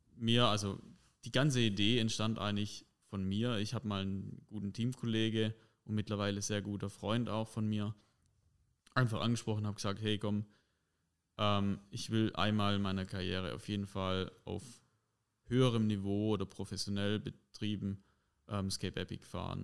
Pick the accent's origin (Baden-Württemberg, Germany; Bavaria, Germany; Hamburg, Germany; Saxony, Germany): Baden-Württemberg, Germany; Heubach; ich komme aus Heubach